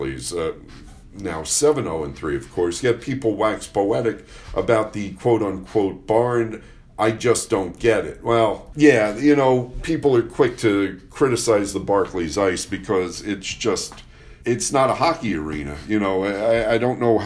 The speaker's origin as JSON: {"language": "English", "town": "New York City", "region": "New York", "country": "United States", "tie": "born or raised there", "said": "the way I was raised in Lower Manhattan"}